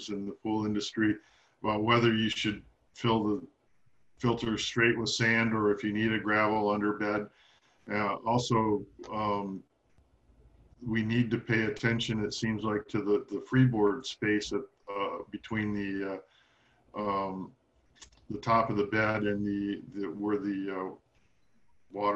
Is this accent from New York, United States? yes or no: no; Michigan, United States; moved away; I grew up in Michigan.